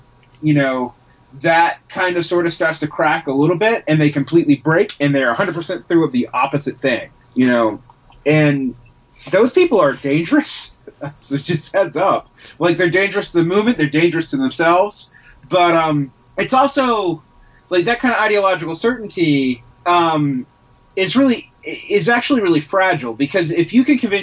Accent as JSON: {"language": "English", "region": "Georgia", "country": "United States", "tie": "born or raised there", "said": "I grew up in Georgia"}